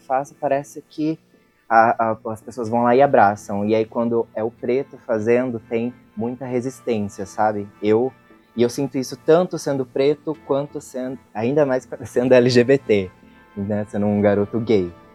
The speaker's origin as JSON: {"language": "Portuguese", "town": "São José dos Campos", "region": "São Paulo", "country": "Brazil", "said": "Sou de São José dos Campos, artista independente"}